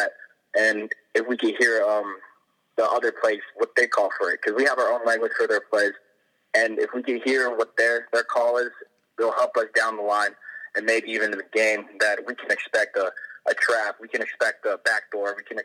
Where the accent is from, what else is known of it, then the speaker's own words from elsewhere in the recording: East Coast, United States; also born or lived in California; I was born on the East Coast, so I've lived on the East Coast my entire life